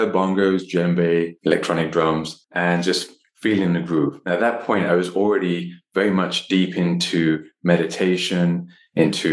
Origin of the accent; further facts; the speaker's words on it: London, United Kingdom; moved away; I was born in London, in England. My parents are from Delhi, from India